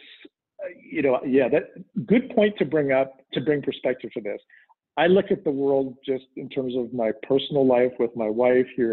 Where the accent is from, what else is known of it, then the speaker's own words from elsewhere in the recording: Canada; now in United States; I'm Canadian and became a dual citizen